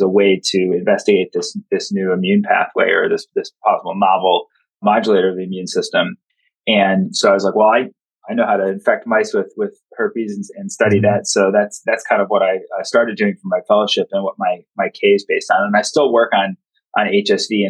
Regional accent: Chicago, Illinois, United States; moved away as an adult; now in Baltimore, United States; I was born in Chicago, but grew up in the suburbs

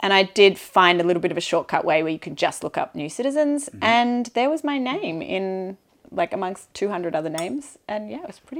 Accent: Australia; now in France; And I would never describe myself, even though my mum's Scottish, I would never describe myself as half Australian, half Scottish.

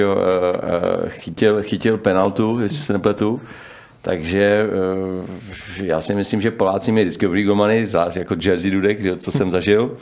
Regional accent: Czechia; u nás v Čechách

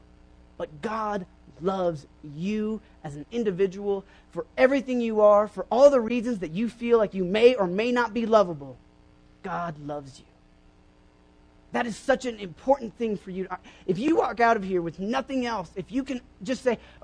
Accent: Oklahoma, United States; I grew up in Oklahoma

